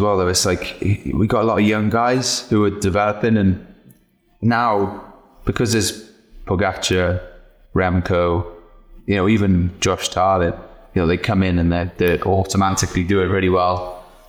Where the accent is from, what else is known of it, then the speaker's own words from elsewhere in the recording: Cardiff, Wales, United Kingdom; moved away as an adult; just left Cardiff. You know, 20 degrees was warm for me